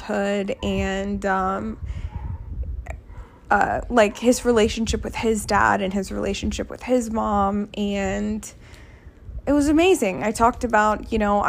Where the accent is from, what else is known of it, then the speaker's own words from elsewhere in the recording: Sugar Land, Texas, United States; I grew up in Texas in Sugar Land